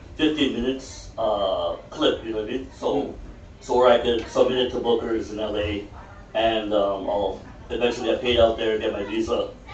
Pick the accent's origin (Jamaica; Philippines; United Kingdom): Philippines; come on, man. I'm Filipino, you know what I mean?